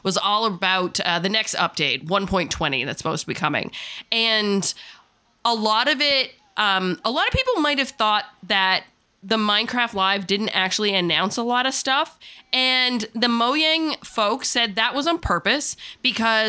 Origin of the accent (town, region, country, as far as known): Newfoundland and Labrador, Canada